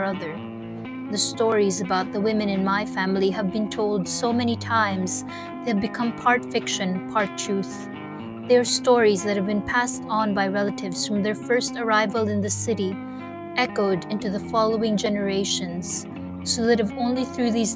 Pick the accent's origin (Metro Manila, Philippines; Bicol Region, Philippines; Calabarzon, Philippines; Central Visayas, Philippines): Metro Manila, Philippines; Manila; My sister and I grew up in Manila without learning how to speak Camayo or Bisaya